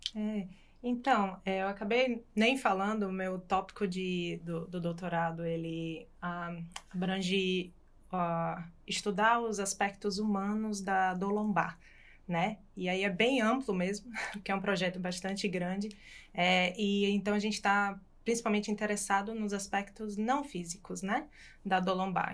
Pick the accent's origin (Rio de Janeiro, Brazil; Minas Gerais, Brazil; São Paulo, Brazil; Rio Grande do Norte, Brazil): Rio Grande do Norte, Brazil; Natal; moved away as an adult; now in Australia; sou de Natal